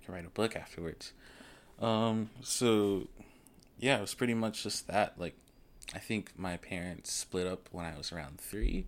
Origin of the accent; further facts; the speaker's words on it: Elizabeth City, North Carolina, United States; also born or lived in Washington, D.C. / New York / Baltimore / Virginia; I grew up in Elizabeth City, North Carolina